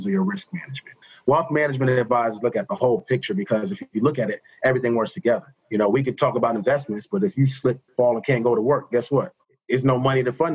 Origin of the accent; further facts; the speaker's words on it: Englewood, New Jersey, United States; moved away as an adult; also born or lived in Atlanta, Georgia / Chicago, Illinois; I'm originally from Englewood, New Jersey, just outside of New York City.